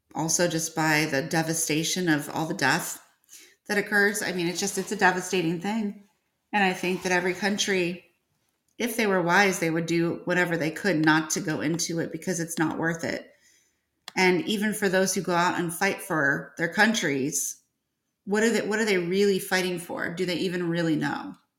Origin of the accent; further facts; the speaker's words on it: Northern Illinois, United States; now in Georgia, United States; I was from uh, Northern Illinois. And then I transplanted myself down to Georgia